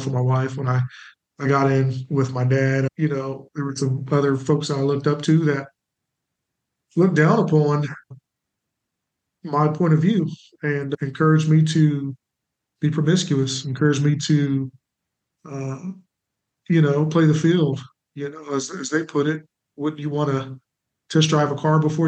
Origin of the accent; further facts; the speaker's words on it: Springfield, United States; moved away; I'm from Springfield, but we moved back to partner with my church